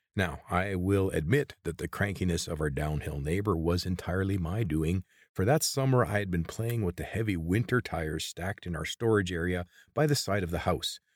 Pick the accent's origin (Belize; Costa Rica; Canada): Canada; Creston, British Columbia; I grew up in Creston, British Columbia